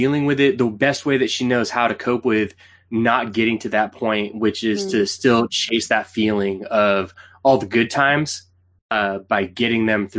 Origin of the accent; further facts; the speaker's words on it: Canada; She knows we're Canadian.